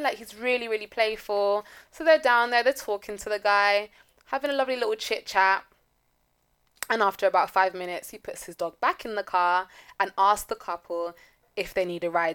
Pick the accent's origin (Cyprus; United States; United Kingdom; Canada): United Kingdom; London; we're from big cities. We're from London